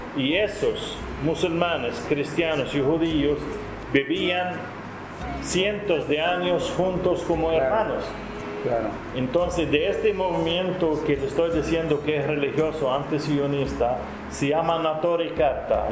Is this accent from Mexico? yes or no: no; Nicaragua; soy nicaragüense de origen palestino